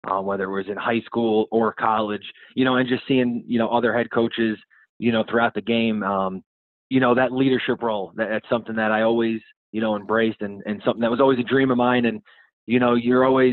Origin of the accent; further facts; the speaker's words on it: Yonkers, New York, United States; also born or lived in Germany; now in Madison, United States; born and raised in Yonkers, New York, which is also just outside New York City